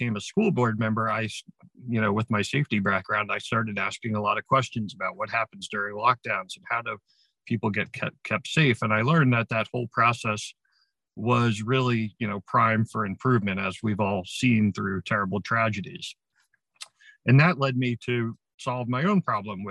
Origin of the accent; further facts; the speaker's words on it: Ramsey, New Jersey, United States; I became a volunteer firefighter and first responder in my hometown of Ramsey, New Jersey in 1984 when I was in high school